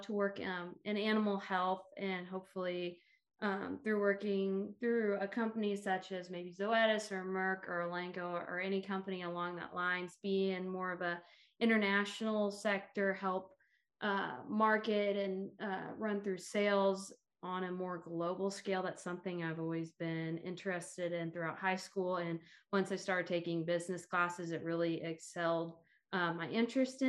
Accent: Russell, Kansas, United States; moved away as an adult; now in Manhattan, United States; I am originally from Russell, Kansas, but I currently reside in Manhattan, Kansas right now

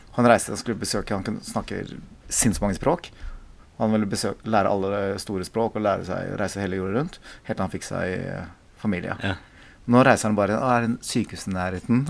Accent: South Korea; now in Norway; jeg kommer fra Korea

